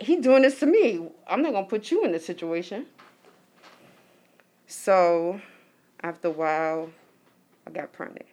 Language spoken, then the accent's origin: English; New York City, New York, United States; I'm from Harlem, coming out to Brooklyn